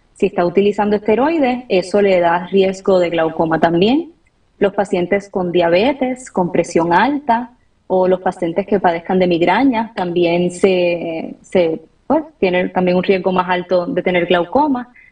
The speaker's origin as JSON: {"language": "Spanish", "country": "Puerto Rico", "also_born_or_lived": "Washington, D.C. / Atlanta", "moved": "as an adult", "lives_now": "United States", "said": "soy de Puerto Rico. Eh, toda mi familia la tengo por allá"}